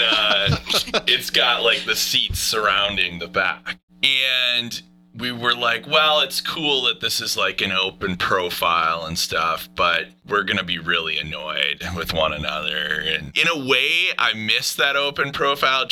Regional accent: Wisconsin, United States; We're from Wisconsin

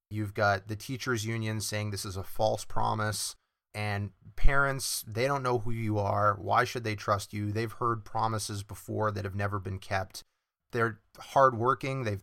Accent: New Hampshire, United States; from my home state of New Hampshire

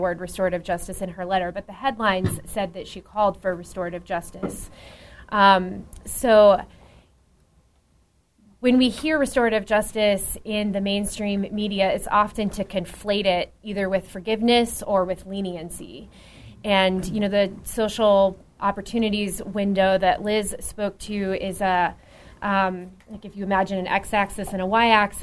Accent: Dallas, Texas, United States; I'm from Dallas

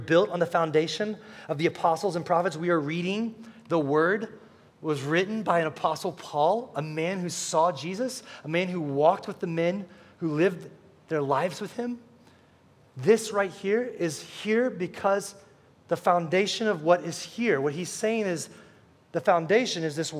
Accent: United States; a citizen of the United States

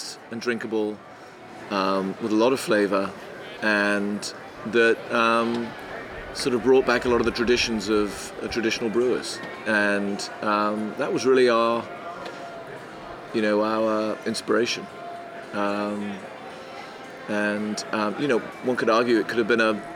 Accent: Devon, South West England, United Kingdom; also born or lived in Midlands, England; now in California, United States; But I grew up in Devon, in the southwest of England

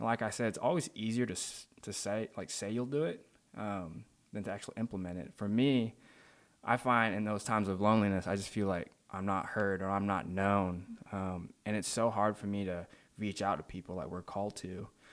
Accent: Malaysia; moved away; also born or lived in Saint Louis, Missouri, United States; I'm originally from Malaysia. Um, I was born there and raised there until I moved to Saint Louis in two thousand nine.

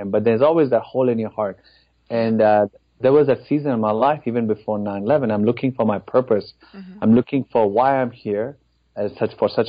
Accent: India; moved away as an adult; now in Dallas, United States; I grew up in India. In fact, spent most of my life in that country. So I moved to America in February of 2001.

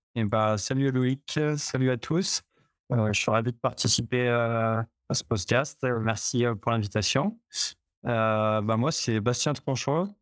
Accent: Chambéry, Auvergne-Rhône-Alpes, France; je viens de Chambéry, je suis savoyard. Bah, j'ai toujours été à Chambéry

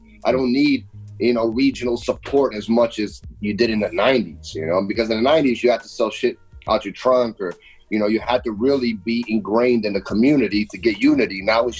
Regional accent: Orlando, Florida, United States; also born or lived in Brazil; me and Joey, man, we grew up in Orlando, Florida.

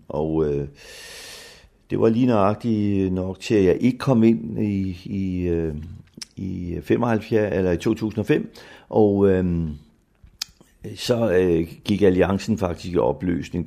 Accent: Humlebæk, Capital Region of Denmark, Denmark; also born or lived in Bagsværd / Helsingør / Greve; Jeg er vokset op seks år i Bagsvær, og derefter i Humlebæk, til jeg blev voksen og flyttede til Helsingør

